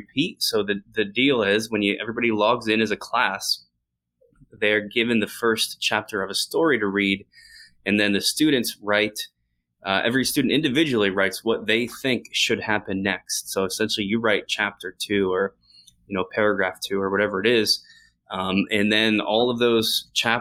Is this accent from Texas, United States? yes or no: no; New Jersey, United States; I grew up in New Jersey.